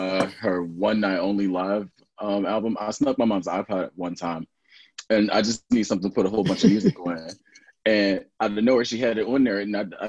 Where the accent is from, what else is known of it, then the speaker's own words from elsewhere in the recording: Philadelphia, Pennsylvania, United States; I'm from Philly